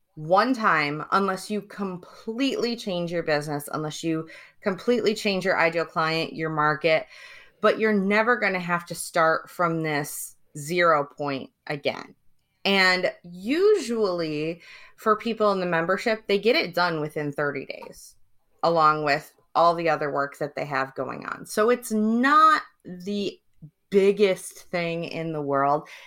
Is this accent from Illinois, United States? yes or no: no; Detroit, Michigan, United States; also born or lived in Cambridge, United Kingdom; now in San Diego, United States; I'm originally from Detroit, Michigan.